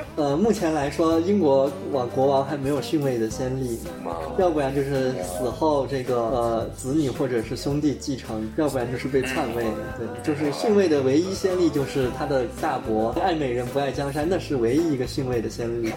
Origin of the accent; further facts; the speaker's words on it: Kunming, Yunnan, China; 我们的家乡昆明